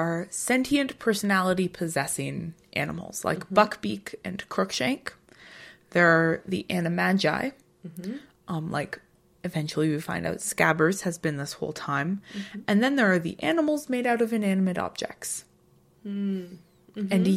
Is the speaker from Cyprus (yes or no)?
no; Ottawa Valley, Ontario, Canada; accent: Ottawa Valley; my Ottawa Valley accent